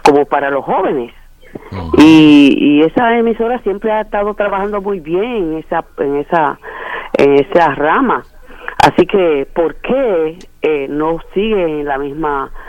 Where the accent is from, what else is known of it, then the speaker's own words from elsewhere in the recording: Puerto Plata, Dominican Republic; moved away as an adult; now in Saint Croix, U.S. Virgin Islands; yo llevo aquí 40 años. Uh, yo soy de Puerto Plata.